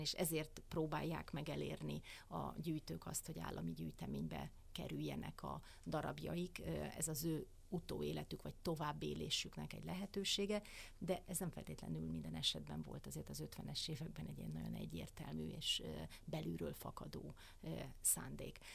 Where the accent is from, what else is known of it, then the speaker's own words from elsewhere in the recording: Hungary; mi magyarok